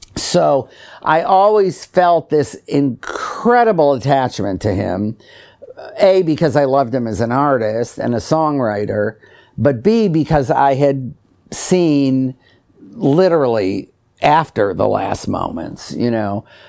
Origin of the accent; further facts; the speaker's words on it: Detroit, Michigan, United States; I grew up in Detroit